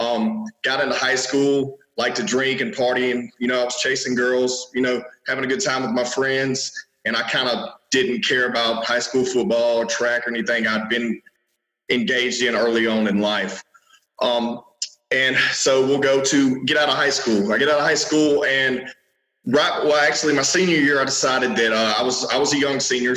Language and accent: English; Minden, Louisiana, United States; now in Shreveport, United States; I was born in Minden, Louisiana. This is North Louisiana. Right now I'm in Shreveport. So that's about 30 minutes east of here